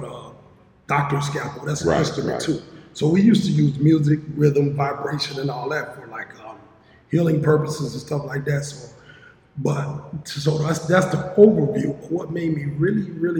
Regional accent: Aurora, Illinois, United States; also born or lived in Mississippi; I was born in Mississippi, raised in Aurora, so I started school, moved to Aurora, started school, so I'm from Aurora

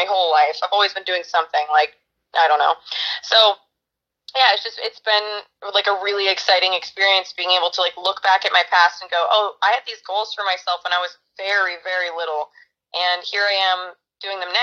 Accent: Brookings, Oregon, United States; moved away as an adult; now in Los Angeles, United States; I grew up here in Brookings, Oregon

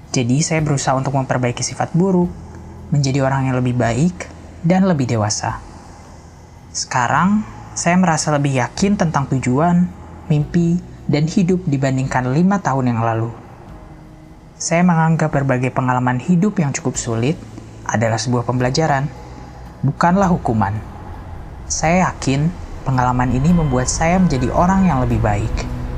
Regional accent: Iran; also born or lived in Afghanistan; now in Indonesia; Saya sebenarnya lahir di Iran sebagai pengungsi, karena kedua orang tua saya adalah pengungsi dari Afghanistan

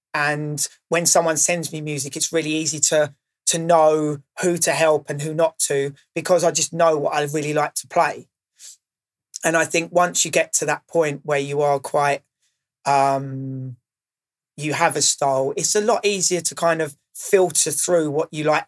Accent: Maidstone, South East England, United Kingdom; now in London, United Kingdom; I didn't grow up in London. So I didn't have that initial underground scene on my doorstep. Um, I grew up in Maidstone

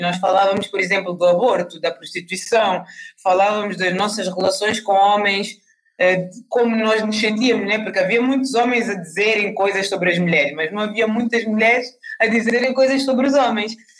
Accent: Angola; now in Portugal; eu nasci em Angola, não nasci em Portugal

